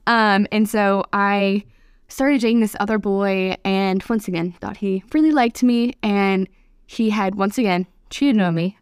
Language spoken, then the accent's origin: English; north of Atlanta, Georgia, United States; also born or lived in Pennsylvania; I left Pennsylvania when I was three, so I have mainly grown up in Georgia, about forty-five minutes north of Atlanta